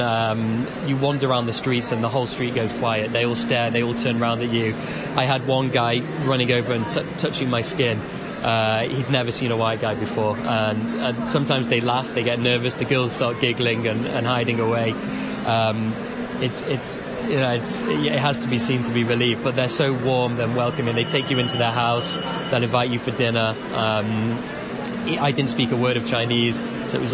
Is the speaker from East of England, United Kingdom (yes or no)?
no; Manchester, North West England, United Kingdom; I'm from Manchester myself